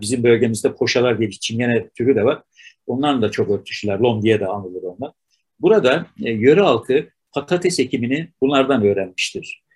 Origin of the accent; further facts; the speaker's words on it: Ardahan, Turkey; Türkiye'de Ardahan da doğdum. Yani Türkiye'nin en ucunda doğdum.